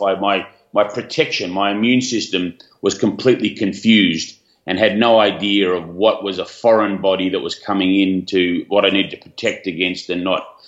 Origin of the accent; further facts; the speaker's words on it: Australia; high school down here in Australia, as you can probably tell where I'm from with my accent.